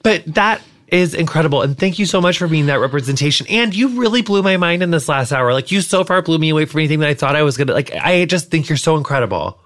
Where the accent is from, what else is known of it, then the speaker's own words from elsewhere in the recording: Quincy, Illinois, United States; my hometown is Quincy, Illinois